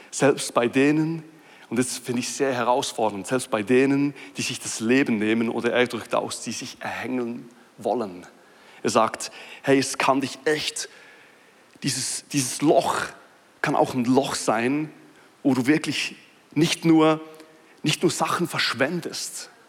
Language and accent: German; Switzerland; ich weiß, es ist ein bisschen witzig, dass ich das als Schweizer sage und ich muss sagen, dass ich Schweizer bin, weil man hört es kaum mehr.